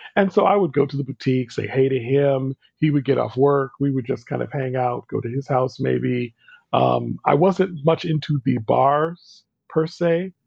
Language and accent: English; New Jersey, United States; I grew up in New Jersey, and New York City was just a stone's throw away